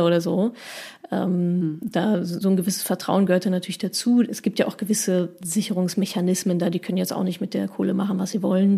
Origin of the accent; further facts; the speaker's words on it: Dortmund, North Rhine-Westphalia, Germany; ich komme ja aus Dortmund